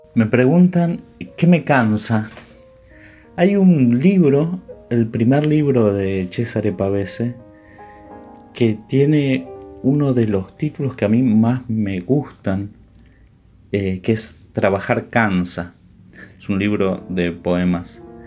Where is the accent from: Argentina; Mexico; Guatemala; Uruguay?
Argentina; Buenos Aires; yo soy porteño, nací en Buenos Aires, viví siempre en Buenos Aires